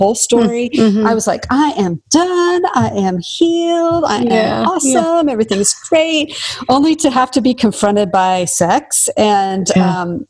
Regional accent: the Northwest, Pacific Northwest, United States; I'm from the Northwest

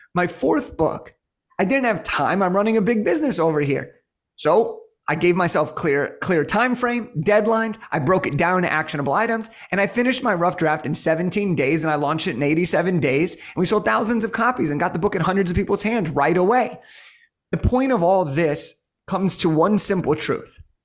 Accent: Los Angeles, California, United States; I'm from Los Angeles.

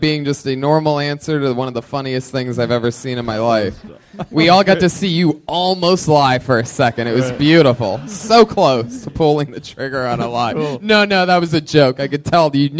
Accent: Youngstown, Ohio, United States; I'm from Youngstown

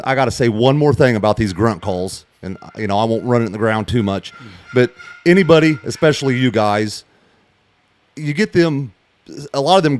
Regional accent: Henderson County, Illinois, United States; We're in Warren right now, but I'm from Henderson County, Illinois.

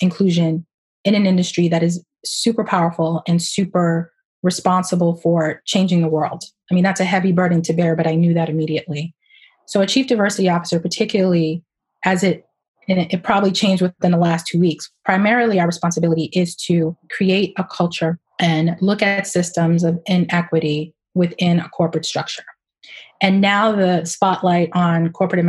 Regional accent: Boston, Massachusetts, United States; I grew up in Roxbury, a part of the city that is a melting pot for sure

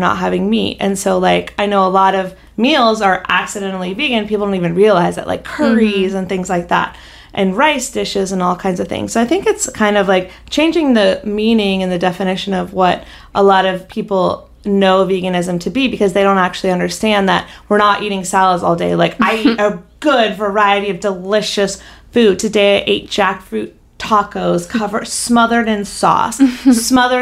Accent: North Carolina, United States; now in Los Angeles, United States; growing up in North Carolina

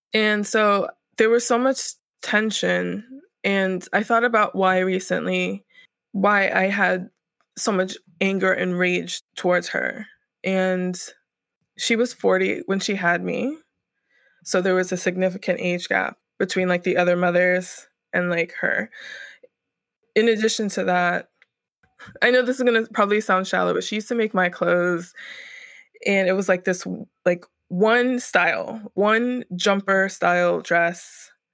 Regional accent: Northern Virginia, United States; also born or lived in Norfolk area, Southern Virginia; now in Brooklyn, United States; I was born in Northern Virginia, the D M V area. D M V stands for D C, Maryland, Virginia, and I pretty much grew up there.

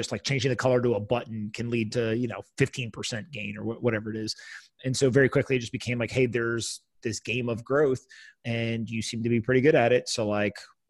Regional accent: East Coast, United States; now in New York, United States; I grew up on the East Coast, went to the West Coast

